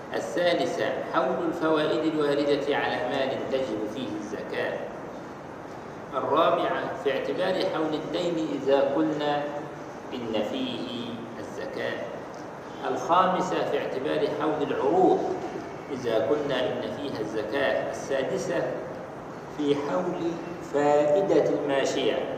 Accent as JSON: {"language": "Arabic", "country": "Egypt", "said": "احنا عندنا في مصر"}